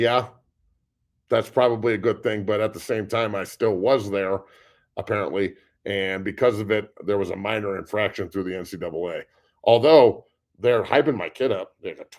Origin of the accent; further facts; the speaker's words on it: Ohio, United States; I'm from Northeast Ohio.